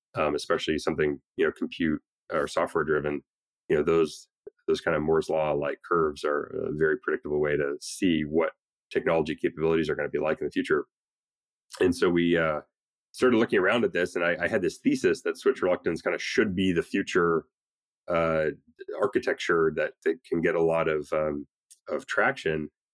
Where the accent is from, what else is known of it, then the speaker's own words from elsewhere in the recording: Canada; moved away as an adult; now in United States; especially as an immigrant, I'm Canadian